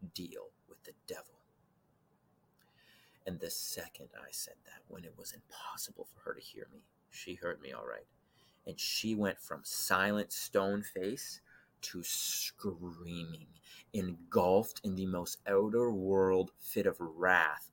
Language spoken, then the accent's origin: English; Canada; I heard about the story of Jesus from growing up in Canada